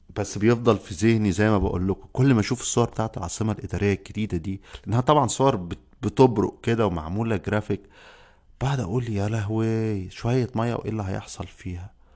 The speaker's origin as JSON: {"language": "Arabic", "country": "Egypt", "said": "عندنا في مصر"}